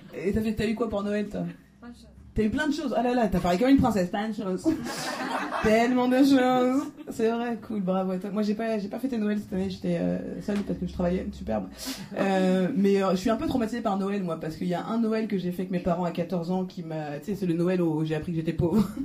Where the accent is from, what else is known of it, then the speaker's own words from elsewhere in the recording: France; je suis française